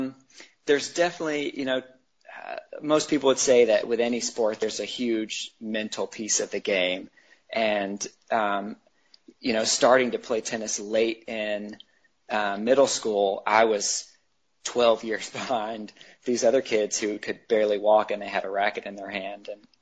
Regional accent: Chattanooga, Tennessee, United States; In Tennessee, outside of Chattanooga, Tennessee.

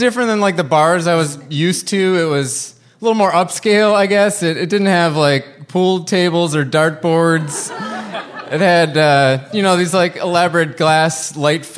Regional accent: Wisconsin, United States

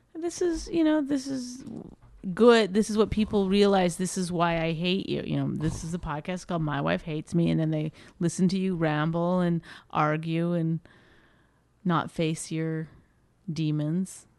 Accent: Canada; I'm Canadian

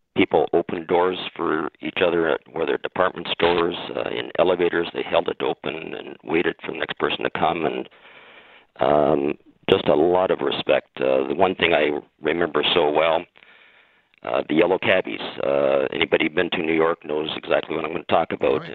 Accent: Windsor, Ontario, Canada; I was born and raised in Windsor, which is outside of Detroit

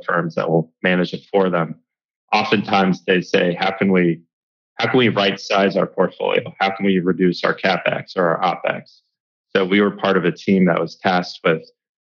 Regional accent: Washington, District of Columbia, United States; also born or lived in Tokyo, Japan / Dallas, Texas; I grew up in the Washington, D.C. area, basically in Georgetown.

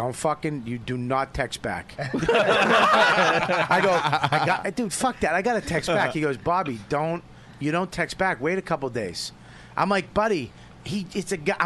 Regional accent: Medford, Massachusetts, United States; I'm from Medford

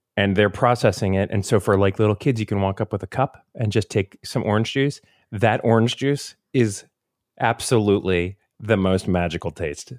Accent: Florida, United States; growing up in Florida

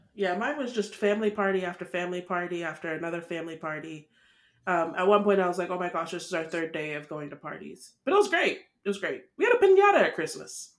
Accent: Nigeria; we're Nigerian

